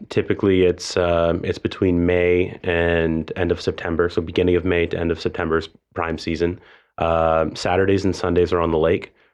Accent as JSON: {"language": "English", "town": "Toronto", "region": "Ontario", "country": "Canada", "moved": "yes", "said": "So I mean, I moved here from a different country. I moved here from Toronto, Canada"}